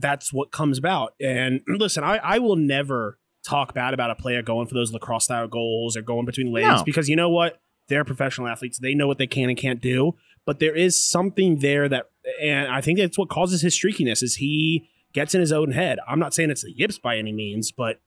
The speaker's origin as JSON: {"language": "English", "region": "Maryland", "country": "United States", "tie": "born or raised there", "said": "I used to go to his football camp growing up in Maryland"}